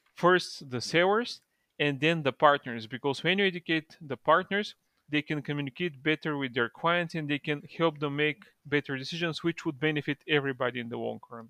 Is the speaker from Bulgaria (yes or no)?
yes; Bulgaria; I'm from Bulgaria originally.